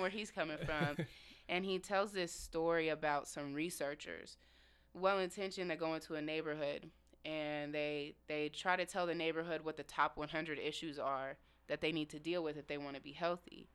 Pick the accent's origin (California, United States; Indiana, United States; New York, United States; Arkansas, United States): Indiana, United States; Indianapolis; moved away as an adult; now in Seattle, United States; born and raised in Indianapolis, Indiana